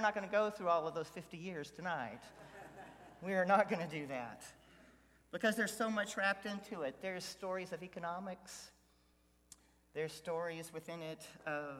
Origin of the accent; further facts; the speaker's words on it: Houston, Texas, United States; I grew up in Southwest Houston along Bel Air Boulevard